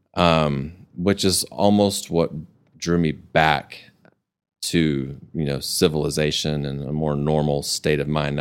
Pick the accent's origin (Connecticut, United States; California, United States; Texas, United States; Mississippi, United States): Texas, United States; Amarillo; moved away as an adult; also born or lived in Dallas; I grew up in Amarillo